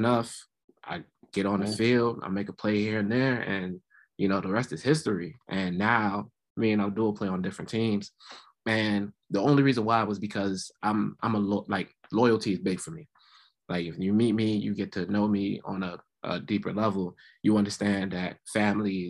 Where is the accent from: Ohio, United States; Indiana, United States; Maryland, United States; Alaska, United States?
Maryland, United States; Laurel; I'm from Laurel, Maryland, predominantly from the Prince George's County area